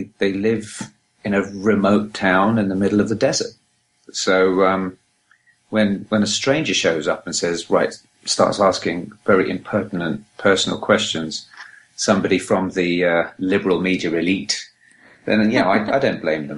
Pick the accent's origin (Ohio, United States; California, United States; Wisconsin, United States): California, United States; Los Angeles; I'm from Los Angeles.